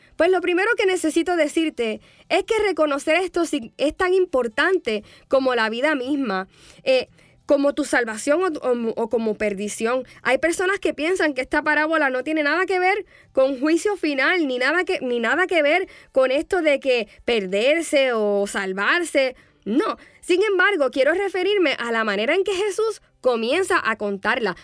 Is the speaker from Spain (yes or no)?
no; Puerto Rico; moved away; cuando yo era más jovencita y ministraba en mi país, Puerto Rico.